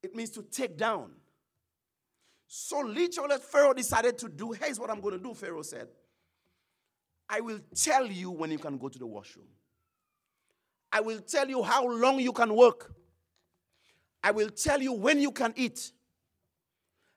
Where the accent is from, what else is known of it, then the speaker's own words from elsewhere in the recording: St. Lucia; I'm not from the States, I'm from the Caribbean